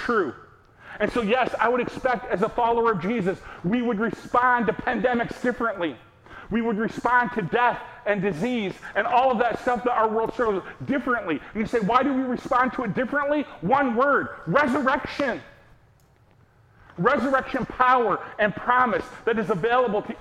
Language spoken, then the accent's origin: English; United States; we, as an American people